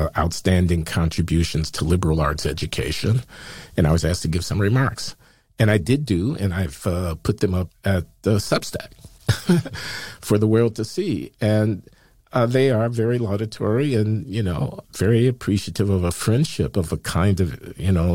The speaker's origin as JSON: {"language": "English", "town": "Chicago", "region": "Illinois", "country": "United States", "tie": "born or raised there", "said": "I grew up in Chicago in the 1950s and 60s"}